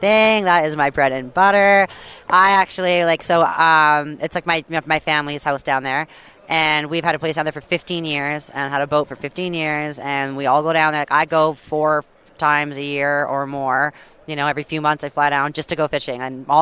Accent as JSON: {"language": "English", "area": "Vancouver Island", "region": "British Columbia", "country": "Canada", "tie": "born or raised there", "said": "I grew up on the West Coast, BC, right? On Vancouver Island"}